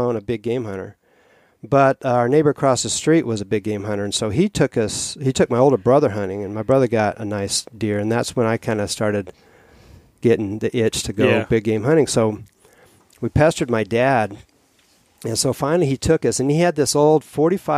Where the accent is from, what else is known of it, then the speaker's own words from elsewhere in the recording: Grand Junction, Colorado, United States; moved away as an adult; now in Alaska, United States; I grew up hunting in Colorado